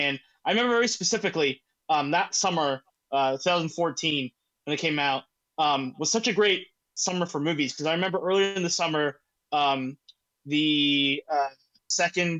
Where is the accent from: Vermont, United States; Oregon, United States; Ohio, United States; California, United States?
Ohio, United States; Columbus; I'm from Columbus